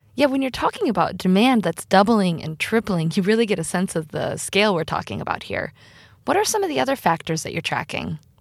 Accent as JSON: {"language": "English", "region": "Iowa", "country": "United States", "said": "I'm from Iowa, which is a fairly rural state in the U S"}